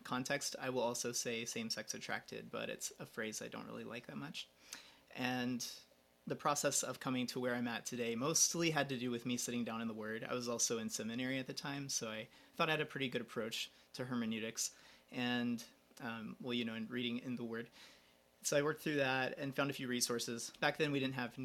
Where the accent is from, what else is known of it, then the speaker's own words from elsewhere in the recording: Georgia, United States; I am from Georgia, down the lower US.